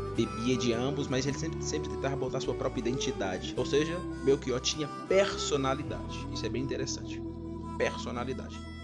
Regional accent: Brazil; tenho orgulho de ser brasileiro

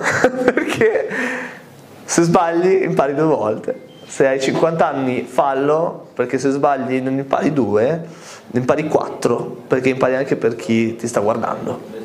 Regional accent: Costarainera, Liguria, Italy; also born or lived in Malta; quando a Malta mi chiedevano di dove eri, io dicevo, di Costa Reinera

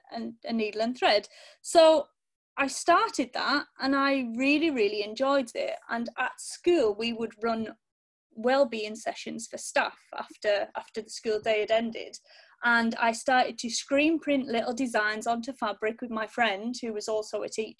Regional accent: Cumbria, North West England, United Kingdom; now in East Sussex, United Kingdom; I'm originally from Cumbria, and now I live down in East Sussex with my husband

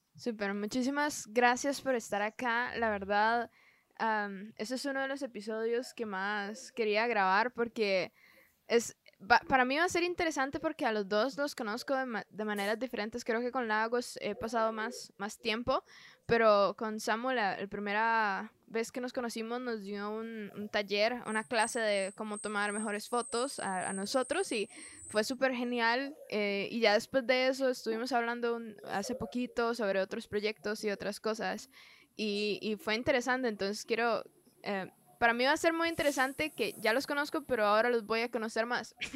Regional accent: Costa Rica; soy de Costa Rica

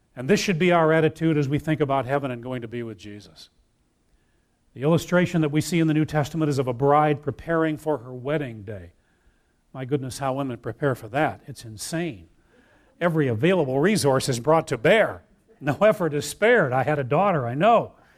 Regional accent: Wheaton, Illinois, United States; I grew up in Wheaton, Illinois.

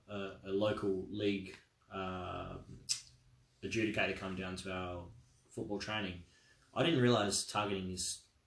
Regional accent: Australia; As an Australian

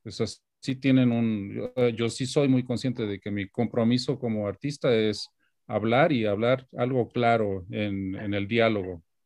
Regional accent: Guadalajara, Jalisco, Mexico; moved away as an adult; now in New York, United States; haber nacido y crecido en Guadalajara

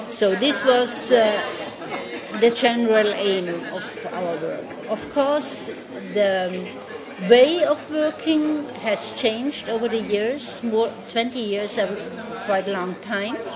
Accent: Carinthia, Austria; I'm from Carinthia.

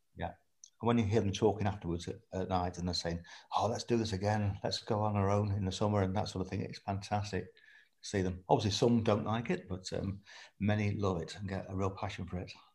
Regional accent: Lincolnshire, East Midlands, United Kingdom; moved away as an adult; I was born in Lincolnshire, spent my first 18 years there

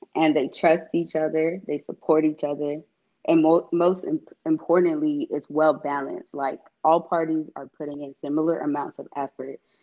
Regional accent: Atlanta, Georgia, United States; I was born and raised in East Atlanta

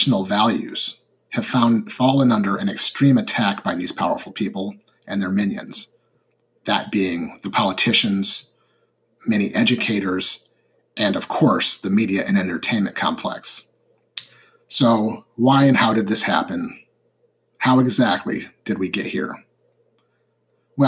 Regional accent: United States; as an American citizen

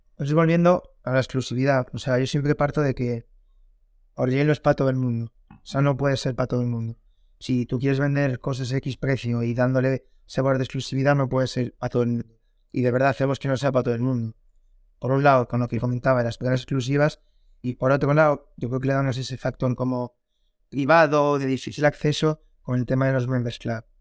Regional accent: A Coruña, Galicia, Spain; tengo 23 años, soy de La Coruña

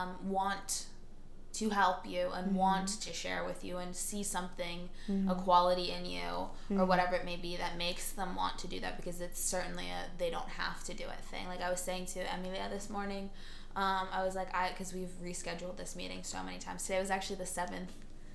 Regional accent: Espoo, Uusimaa, Finland; born there; I was born on a warm July afternoon. I was born in Espoo.

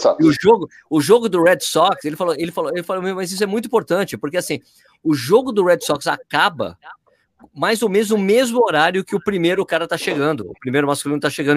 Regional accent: Brazil; Sou do Brasil.

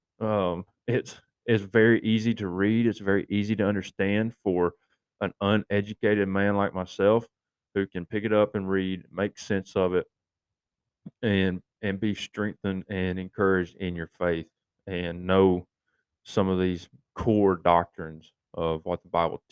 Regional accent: East Tennessee, United States; growing up in East Tennessee in my high school days

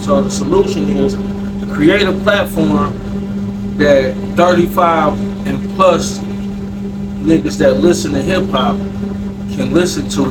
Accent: Detroit, Michigan, United States; Born and raised in Detroit

